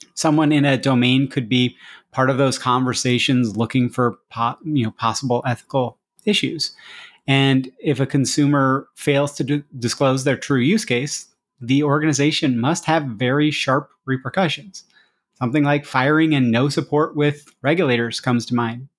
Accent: United States; as an American

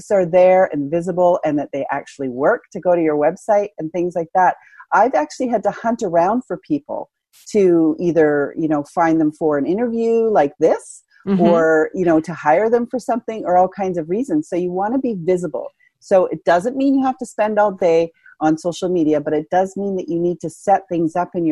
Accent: Canada; I'm Canadian

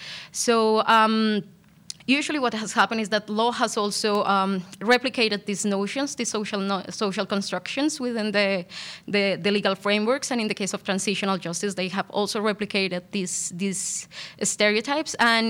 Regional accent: Colombia; I'm originally from Colombia. I'm a qualified lawyer back in Colombia

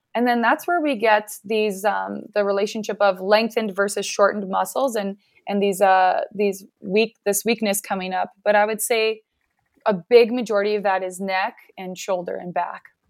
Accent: Regina, Saskatchewan, Canada; I am from Canada and I'm in Regina, Saskatchewan.

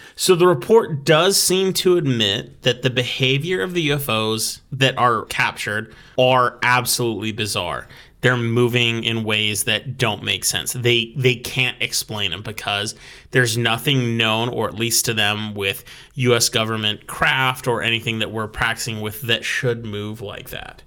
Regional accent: United States; I was born and raised as an American

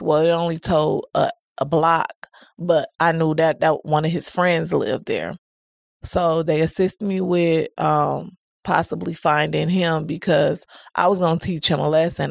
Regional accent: Milwaukee, Wisconsin, United States; I'm from Milwaukee, Wisconsin, never resided anywhere else. I was raised by both of my grandmas and my mom.

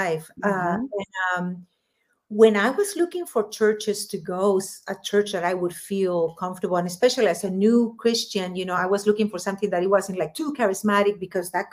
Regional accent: Lima, Peru; first language Spanish; English is a second language; moved away as an adult; now in Los Angeles, United States; when I was growing up in Peru

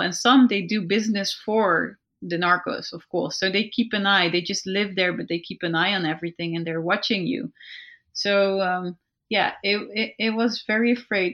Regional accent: Netherlands; we're from the Netherlands and Belgium

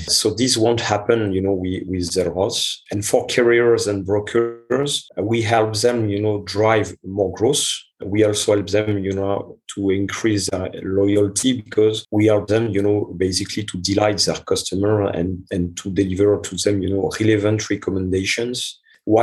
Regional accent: France; English is a second language; moved away as an adult; also born or lived in India; now in Montreal, Canada; I am originally from France and my mother is Italian

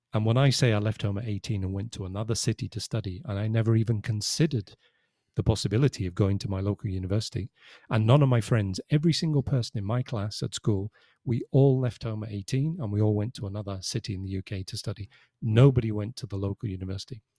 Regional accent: Liverpool, North West England, United Kingdom; moved away as an adult; now in Spain; I'm from Liverpool

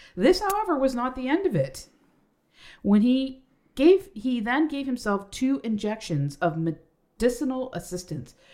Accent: Canada; We do have accents. We're Canadian

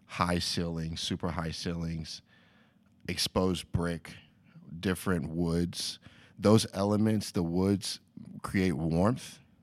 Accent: Lexington, Kentucky, United States; moved away as an adult; now in Los Angeles, United States; I'm from Lexington, Kentucky originally

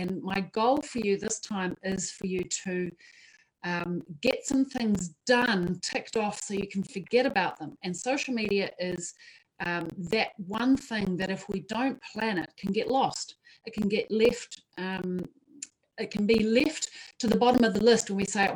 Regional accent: Wellington, New Zealand; I've just arrived back in Wellington, my hometown, which I love and adore.

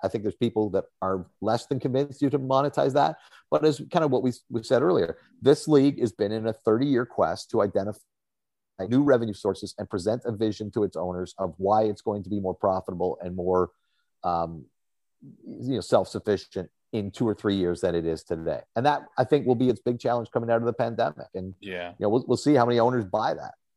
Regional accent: Toronto, Ontario, Canada; also born or lived in Saskatchewan / Ottawa; I'm from Toronto. I've been back here for 14 years but I lived in Saskatchewan. I lived in Ottawa for 16 years.

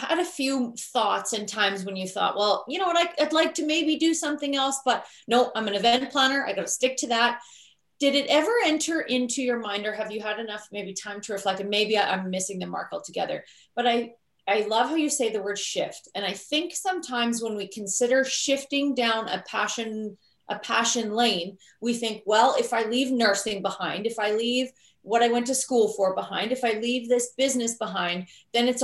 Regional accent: Canada; We're Canadian

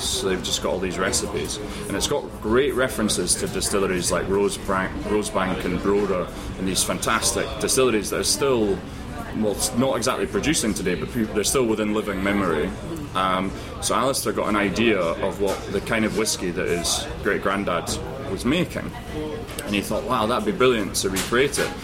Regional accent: Edinburgh, Scotland, United Kingdom; I'm from Edinburgh

